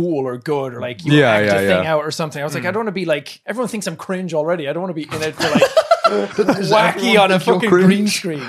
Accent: Ireland; I wasn't like being Irish or like being myself, so I was like, I'll speak clearly, and that was like, hello everybody, this is me. For some reason it just sounded American, I guess.

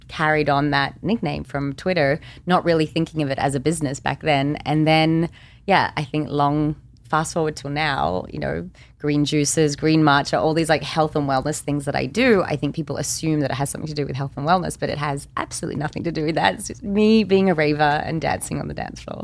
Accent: Australia; I'm also Australian

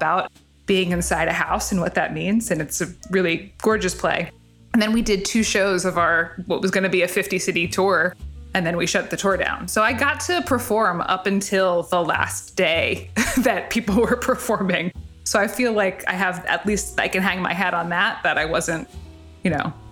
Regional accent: New Jersey, United States; I grew up in North Jersey

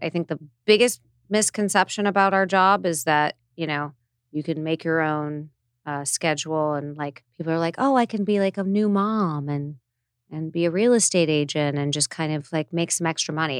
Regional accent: Hidden Hills, California, United States; I grew up in Hidden Hills, went to U S C

